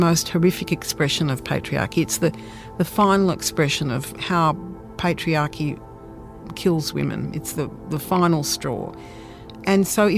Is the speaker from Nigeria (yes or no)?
no; Australia; we're Australian